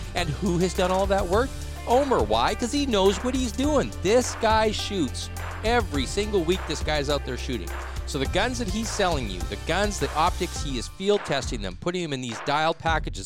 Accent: Saskatchewan, Canada; now in Prince George, Canada; I'm from Saskatchewan

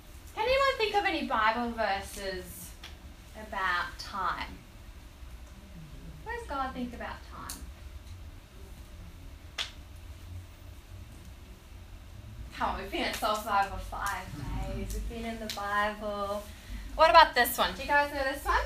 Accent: South Africa; now in Australia; So I was born in South Africa. You might hear my tiny little accents all there, but I've been here for 16 years.

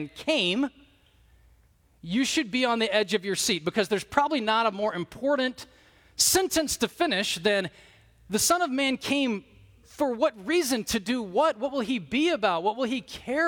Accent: Alabama, United States; growing up in the Deep South in Alabama.

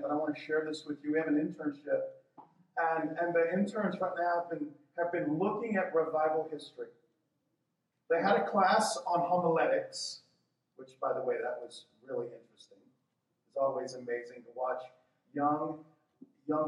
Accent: Texas, United States; I'm from Texas too

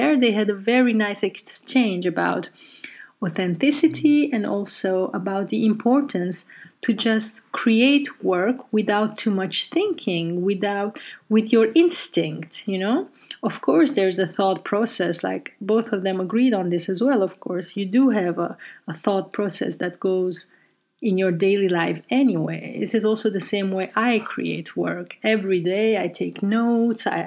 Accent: Brussels, Brussels-Capital Region, Belgium; moved away as an adult; now in Amsterdam, Netherlands; taken in our home in Brussels, where I grew up

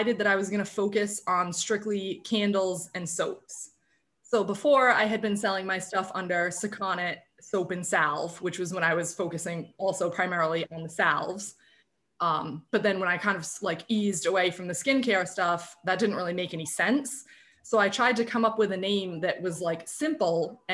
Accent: Tiverton, Rhode Island, United States; also born or lived in Tampa, Florida; I was born in Rhode Island. I grew up in Tiverton. I really lived here basically my whole life

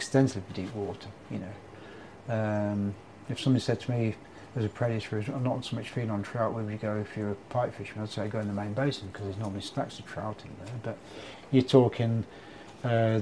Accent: Leicester, East Midlands, United Kingdom; also born or lived in Nottingham; I was born in Nottingham but lived in Leicester most of my life

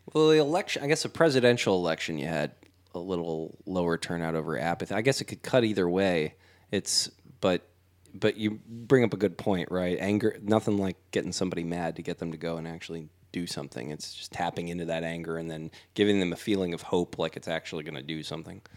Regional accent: Houston, Texas, United States; I grew up in Fonder and Southwest.

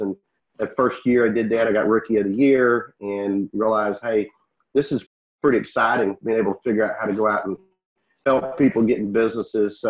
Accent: Waco, Texas, United States; Today's the headquarters in Waco, that's my hometown

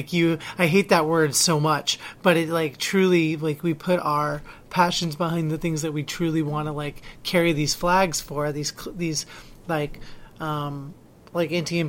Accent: Philippines; Like I, being Filipino, you're probably aware of what Duterte does

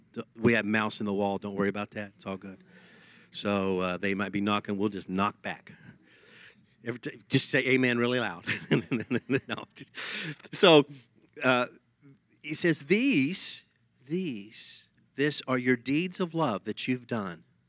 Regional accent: Texas, United States; accent: Texas; my Texas accent comes out

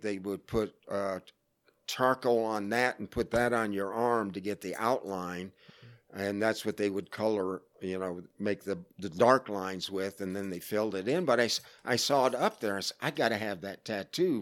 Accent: Florida, United States; moved away; I grew up in Florida

